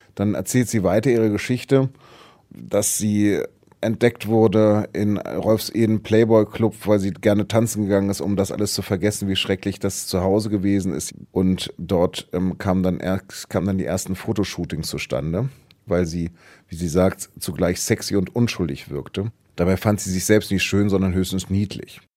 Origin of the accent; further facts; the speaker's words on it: Hanover, Lower Saxony, Germany; moved away; bin dann in meine Heimatstadt Hannover zurückgefahren